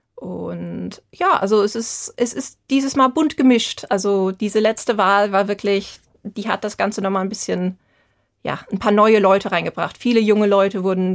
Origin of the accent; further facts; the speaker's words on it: Vogelsberg, Hesse, Germany; moved away as an adult; now in Edinburgh, United Kingdom; nochmal heimzukommen, da wo man aufgewachsen ist